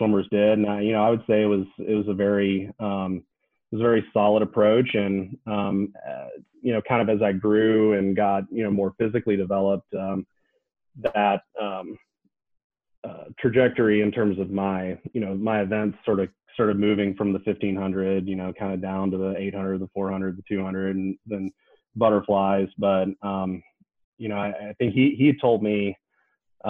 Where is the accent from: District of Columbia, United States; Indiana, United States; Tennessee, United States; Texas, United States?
Tennessee, United States; Knoxville; I grew up in Knoxville, Tennessee, swam for Pilot Aquatic Club